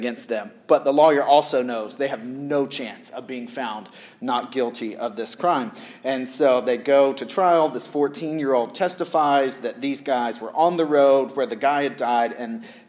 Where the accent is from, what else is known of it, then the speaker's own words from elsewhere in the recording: the South, United States; I grew up in the South